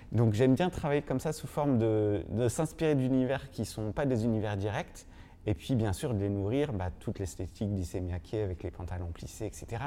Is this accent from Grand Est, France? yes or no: no; Normandy, France; je suis né en Normandie